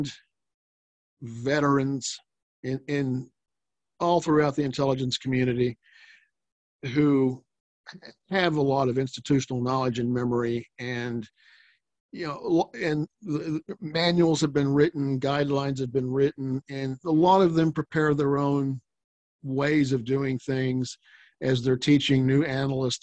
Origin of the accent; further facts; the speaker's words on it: Oklahoma City, Oklahoma, United States; also born or lived in Washington, D.C.; now in Oklahoma City, United States; I'm from Oklahoma City originally. I wasn't living here at the time. I was in D.C. for 17 years